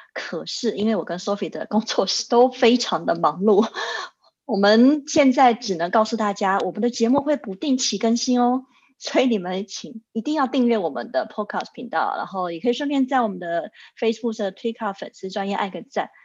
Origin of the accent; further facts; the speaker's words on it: Taichung, Taiwan; moved away as an adult; now in Zurich, Switzerland; 当年在台中，因为我是台中人